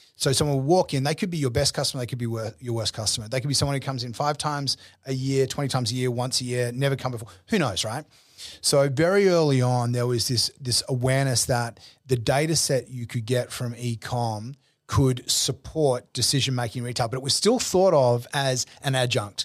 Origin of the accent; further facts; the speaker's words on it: Brisbane, Queensland, Australia; moved away as an adult; also born or lived in New York; I grew up in Brisbane